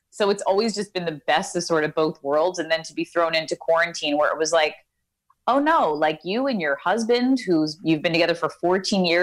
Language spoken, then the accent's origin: English; Ozone Park, New York, United States; moved away as an adult; now in Los Angeles, United States; I'm from Ozone Park, Queens.